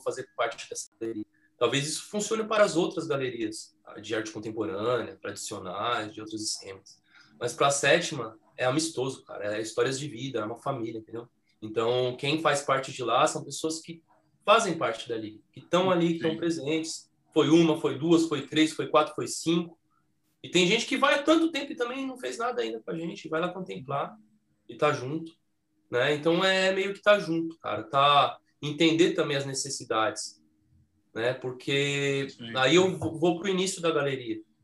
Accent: São Paulo, Brazil; eles moram nessa casa que eu, que eu nasci, que eu cresci lá no Jardim Eliana

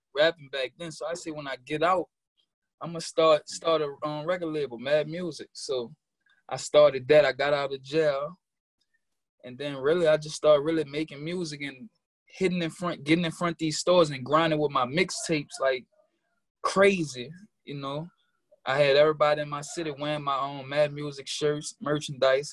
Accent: New Orleans, Louisiana, United States; now in New York, United States; I'm from New Orleans, Louisiana, an um nine ward native

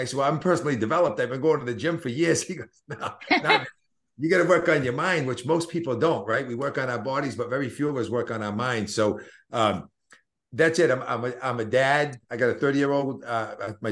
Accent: Boston, Massachusetts, United States; accent: Boston; my Boston accent

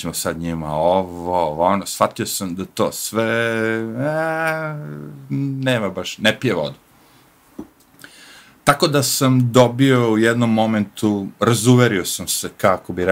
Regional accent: Serbia; pošto ja dolazim iz Jugoslavije, ili tako, na kraju kraja Srbije.

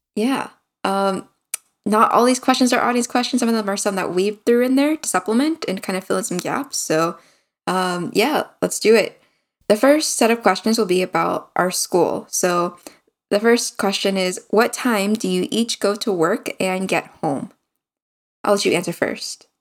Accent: United States; moved away as an adult; now in South Korea; being an American

